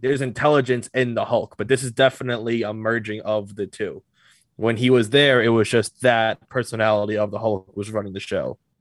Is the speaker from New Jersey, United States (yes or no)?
yes; New Jersey, United States; I'm from Jersey